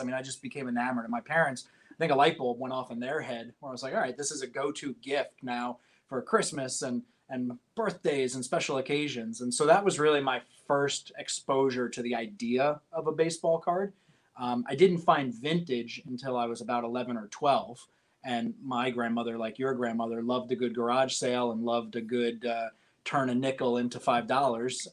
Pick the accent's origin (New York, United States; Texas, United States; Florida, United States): New York, United States; Poughkeepsie; now in New Jersey, United States; I'm from upstate New York, a town called Poughkeepsie